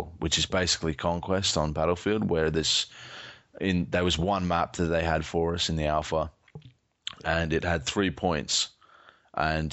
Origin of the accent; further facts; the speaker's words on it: Australia; I'm Australian